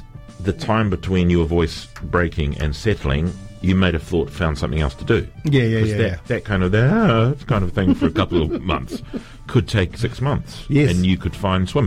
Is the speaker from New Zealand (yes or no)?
yes; Dunedin, Otago, New Zealand; first language English; I'm from Dunedin. Both my parents are Samoan. You know, I grew up speaking English first